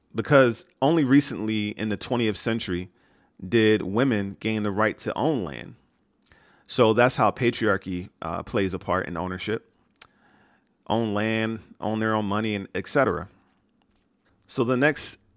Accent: United States; I grew up in America

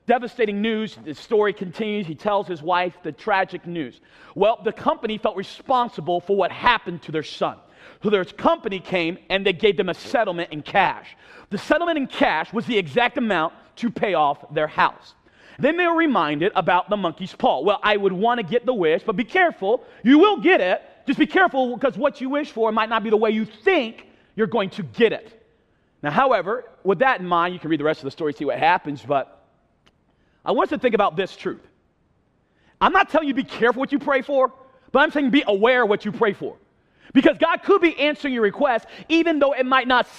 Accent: eastern North Carolina, United States; I'm from North Carolina. I sound nothing like it because I grew up on the East Coast by the beach.

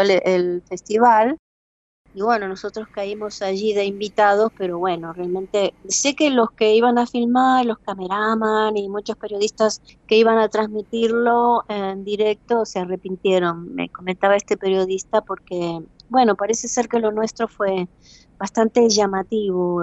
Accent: Buenos Aires, Argentina; moved away as an adult; also born or lived in Madrid, Spain; now in Spain; Buenos Aires, Argentina, pues es mi tierra, la raíz está un poco más profunda del árbol

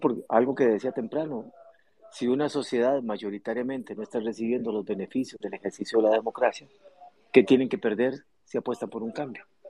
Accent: Costa Rica; Los ticos

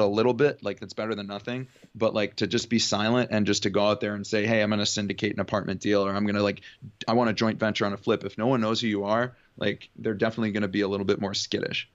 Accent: Cleveland, Ohio, United States; moved away as an adult; also born or lived in Oxford, Ohio / Houston, Texas; now in California, United States; growing up in Cleveland, Ohio, I went to high school there

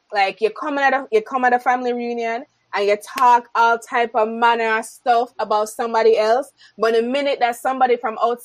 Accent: Jamaica; accent: Jamaican; I spoke in my Jamaican accent

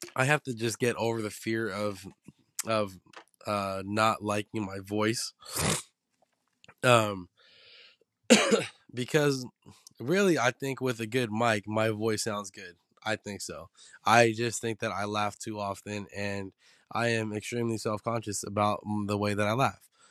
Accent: San Francisco, California, United States; me growing up in the Baby Hunters point

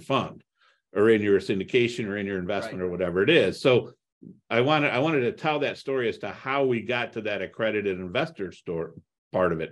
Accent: Toledo, Ohio, United States; also born or lived in Cleveland, Ohio; I grew up in Toledo, Ohio

